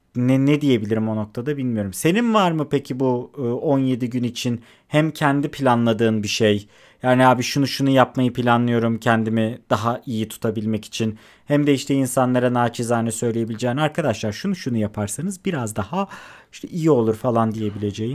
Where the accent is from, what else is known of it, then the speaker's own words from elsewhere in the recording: İzmir, Turkey; ben İzmir'de doğmuş büyümüş